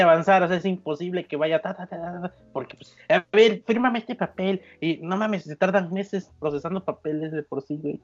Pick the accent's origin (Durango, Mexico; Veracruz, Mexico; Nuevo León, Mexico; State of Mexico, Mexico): Veracruz, Mexico; accent: jarocho; mi, de mi, de mi acento jarocho